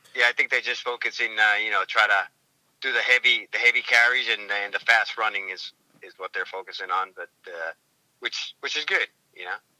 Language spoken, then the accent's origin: English; New England, United States; I grew up in that area anyway. All that area up there is pretty, the White Mountains and all that. So I'm from New England.